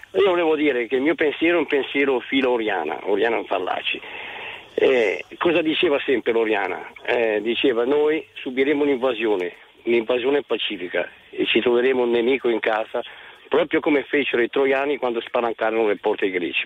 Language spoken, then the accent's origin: Italian; Lecco, Lombardy, Italy; also born or lived in Como; Io sono a Como ma sono di Lecco